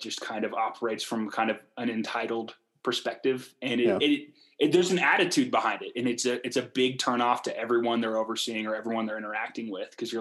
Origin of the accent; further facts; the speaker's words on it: Portland, Oregon, United States; moved away as an adult; now in Salt Lake City, United States; I grew up in Portland, as I've told you guys, I still have a bunch of family there